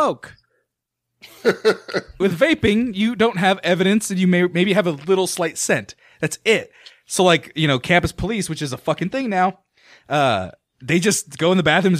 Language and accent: English; Fresno, California, United States; also born or lived in Santa Barbara, California; I went to high school in Hoover High in Fresno, California.